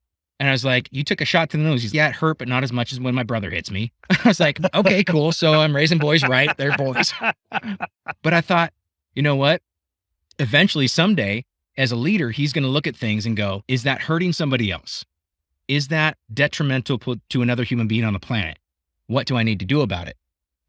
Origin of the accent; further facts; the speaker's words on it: Scotland, United Kingdom; I'm Scottish.